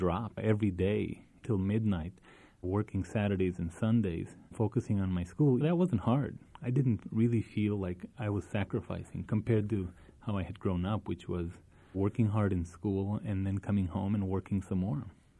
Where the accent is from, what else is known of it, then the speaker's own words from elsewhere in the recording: El Paso, Texas, United States; moved away; When I was growing up in Isleta on San Lorenzo Street, which is where they still are and now where I'm staying, every time I come to El Paso, San Lorenzo didn't have any, it wasn't paved.